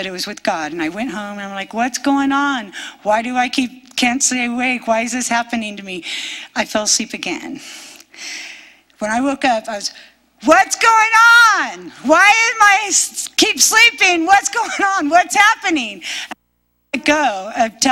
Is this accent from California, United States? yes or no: yes; California, United States; I'm from California